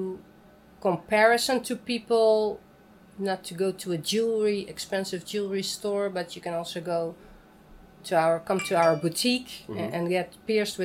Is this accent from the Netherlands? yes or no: yes; Amsterdam, North Holland, Netherlands; I'm from Amsterdam.